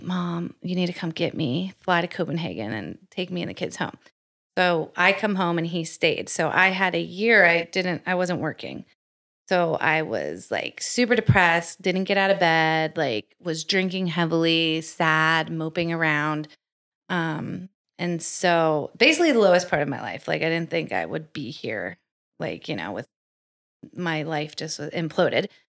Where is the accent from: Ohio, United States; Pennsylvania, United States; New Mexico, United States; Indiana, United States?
Pennsylvania, United States; Pittsburgh; moved away as an adult; also born or lived in Baltimore; So I'm from Pittsburgh.